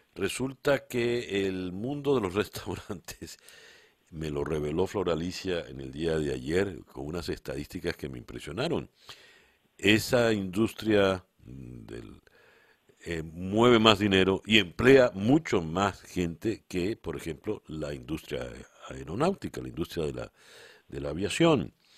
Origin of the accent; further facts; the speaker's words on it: Venezuela; como venezolano